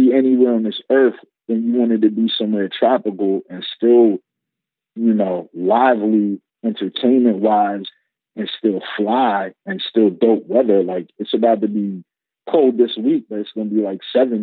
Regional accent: Philadelphia, Pennsylvania, United States; also born or lived in Atlanta; now in New Orleans, United States; I'm from Southwest Philly too. Where I'm from, like, it wasn't really sweet like that either

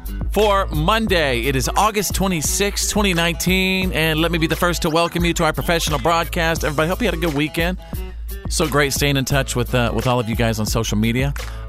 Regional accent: Texas, United States; moved away; my home state of Texas, the Lone Star State

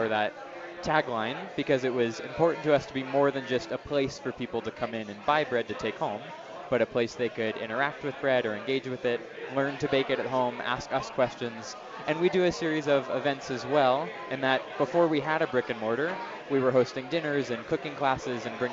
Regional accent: San Francisco, California, United States; now in Denver, United States; where I grew up in San Francisco

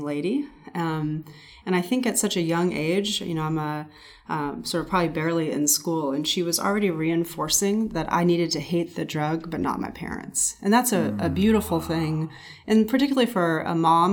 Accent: Anaheim, California, United States; I grew up in Anaheim and around there

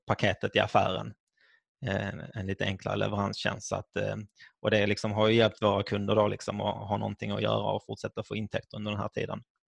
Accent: Skåne, Sweden; Mina föräldrar är från Finland men jag är född och uppvuxen i Skåne.

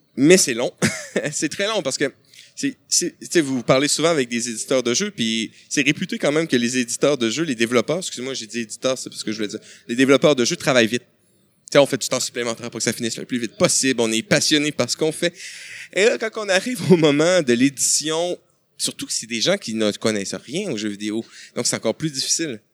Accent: Quebec, Canada; chez nous, au Québec

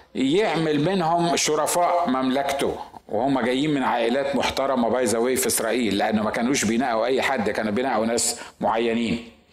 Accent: Egypt; عندنا في مصر

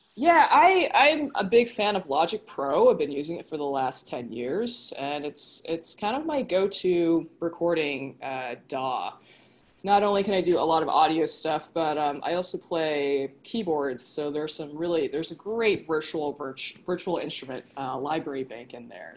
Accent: Southern California, United States; moved away as an adult; now in Brooklyn, United States; I'm actually originally from California, you know, yeah. from Southern California.

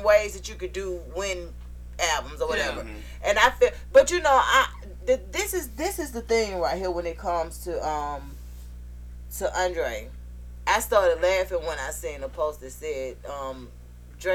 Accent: Atlanta, Georgia, United States; born and raised in Atlanta

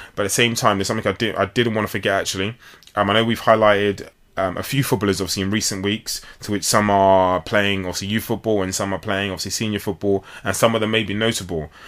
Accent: London, United Kingdom; I was born here in London

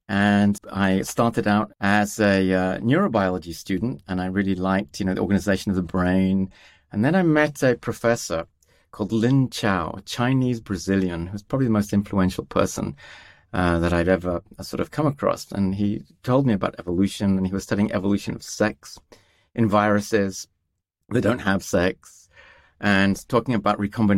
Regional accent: Tanzania; I was born in Tanzania and grew up in East Africa, and was surrounded by all this amazing wildlife, elephants and giraffes and wildebeest.

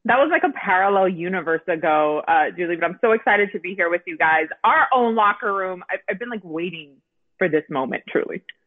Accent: Miami, Florida, United States; moved away as an adult; also born or lived in San Diego, California; start my career in Miami, in my hometown, where my parents

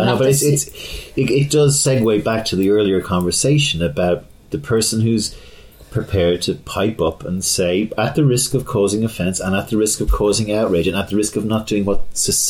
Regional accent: Ireland; I was growing up in Ireland at this time

